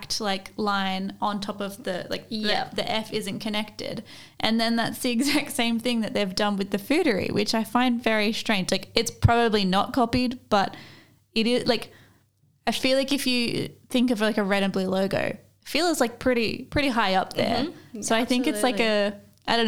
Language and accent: English; Australia